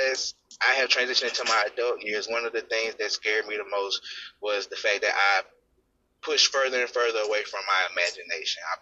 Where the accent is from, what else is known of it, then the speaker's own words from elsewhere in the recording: Mississippi, United States; I'm 33 from Mississippi.